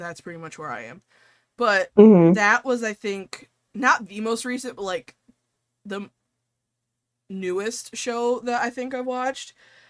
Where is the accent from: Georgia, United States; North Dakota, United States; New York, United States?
New York, United States; I always adopt an accent. I'm from New York. I go Bronx when I'm upset. Am I from the Bronx? No.